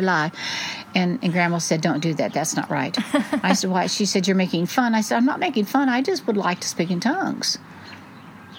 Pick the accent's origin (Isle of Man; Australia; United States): United States; Fullerton, California; I was raised in Four Square Pentecostal Church in Fullerton, California